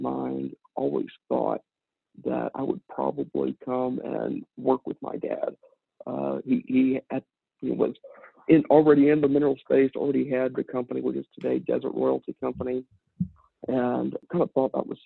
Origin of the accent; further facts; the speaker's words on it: Midland, Texas, United States; I grew up here in Midland, Texas